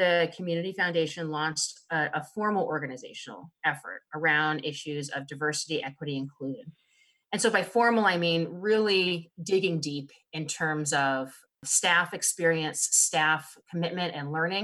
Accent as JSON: {"language": "English", "region": "East Coast", "country": "United States", "tie": "born or raised there", "moved": "as an adult", "lives_now": "Snohomish County, United States", "said": "After growing up in the East Coast"}